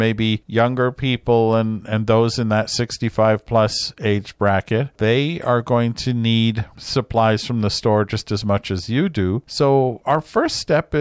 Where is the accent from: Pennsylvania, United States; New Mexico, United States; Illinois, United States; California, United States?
California, United States; Southern; Peggy and I grew up in Southern California